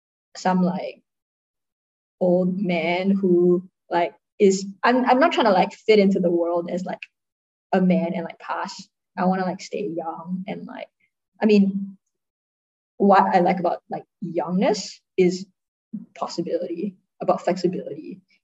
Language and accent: English; Singapore; accent: American; if I talk in my like American accent, right, like nobody can tell I'm Singaporean.